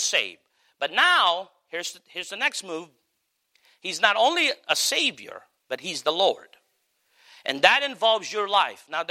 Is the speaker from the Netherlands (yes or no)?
no; Philippines; now in United States; me being a Filipino